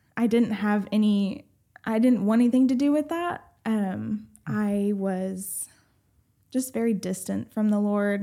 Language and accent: English; Rusk, Texas, United States; so I grew up, basically, my whole childhood was basically in, um, Rusk, Texas